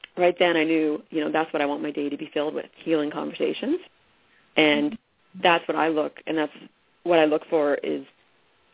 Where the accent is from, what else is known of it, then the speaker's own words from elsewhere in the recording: Cape Breton, Nova Scotia, Canada; I was born and raised in Cape Breton